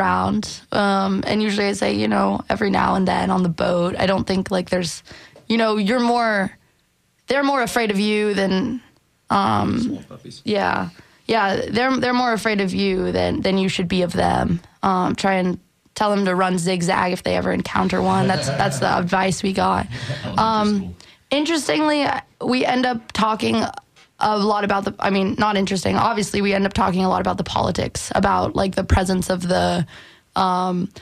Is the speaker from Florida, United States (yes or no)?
yes; Tampa, Florida, United States; moved away as an adult; also born or lived in upstate New York / Cambridge, Massachusetts; I am from Tampa, Florida, but I was born in upstate New York, but I've lived here since I was one, so most of my life.